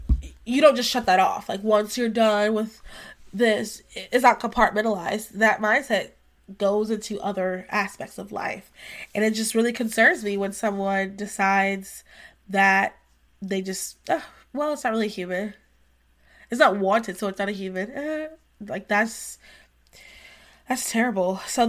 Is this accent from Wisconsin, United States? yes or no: no; North Carolina, United States; we're going to be focusing a lot on North Carolina because we're both from North Carolina, Victoria and I.